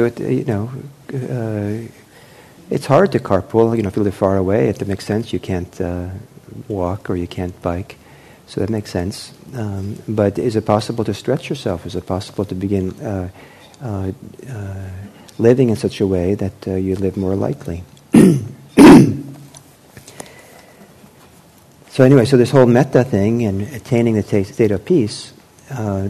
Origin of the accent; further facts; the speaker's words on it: Los Angeles, California, United States; I was growing up in Los Angeles in the late 1960s